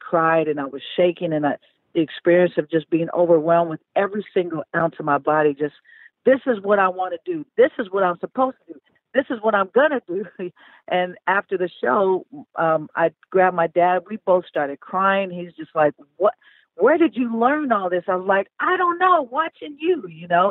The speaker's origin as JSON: {"language": "English", "town": "Oakland", "region": "California", "country": "United States", "tie": "born or raised there", "moved": "yes", "said": "we then started Elevate Oakland, and I went back to my hometown, and we started helping public schools in the Bay Area"}